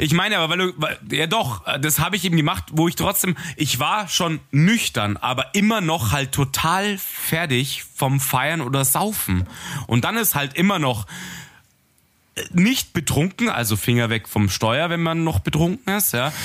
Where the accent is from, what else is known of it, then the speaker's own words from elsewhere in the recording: Munich, Bavaria, Germany; ich bin Münchner Bub